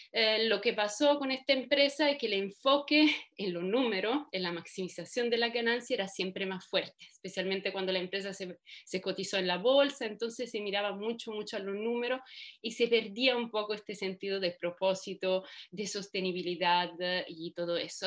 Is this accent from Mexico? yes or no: no; Italy; moved away as an adult; also born or lived in Germany; soy italiana de origen. Em, estudié allá, estudié Derecho